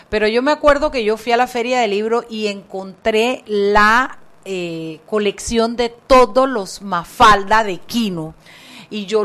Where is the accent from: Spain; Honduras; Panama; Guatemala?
Panama; Chiriquí; cuando yo vine de Chiriquí que en alguna casa de alguna amiga me encontré uno de esos libros y lo comencé a leer